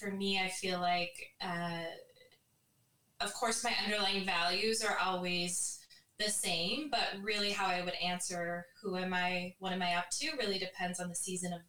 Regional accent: rural Minnesota, United States; now in San Diego, United States; we're both originally from Minnesota

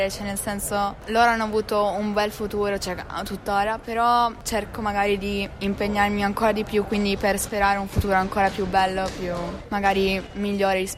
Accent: Collegno, Piedmont, Italy; vengo da Torino, frequento la terza media

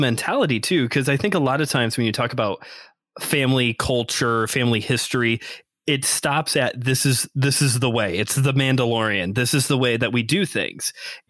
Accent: Northwest Indiana, United States; we're from Northwest Indiana. Go region. Yes. My boy, you're a region rat, which is what they call us out here.

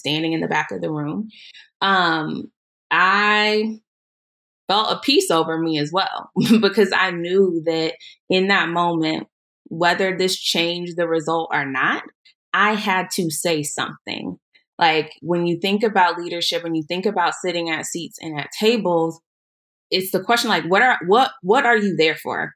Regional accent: Tulsa, Oklahoma, United States; I grew up here in Tulsa. I went to public school

